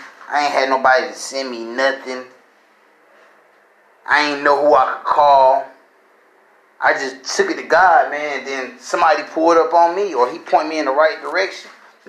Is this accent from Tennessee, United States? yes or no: no; Illinois, United States; I was raised just my mom. My mom raised me and my brother. We came from Illinois. We came down. We went from place to place, school to school.